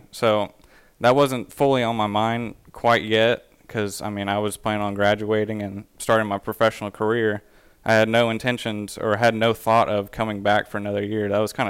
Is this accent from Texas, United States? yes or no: yes; Pecan Grove, Texas, United States; I grew up on Pecan Grove Plantation Country Club, which is in the Pecan Grove subdivision. And probably my favorite courses in the Houston area would have to be